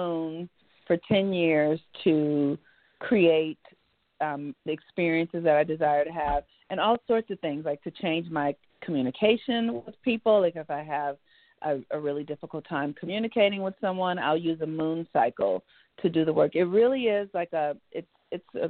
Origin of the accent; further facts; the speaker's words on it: Los Angeles, California, United States; I grew up in Los Angeles, California. My family is from the South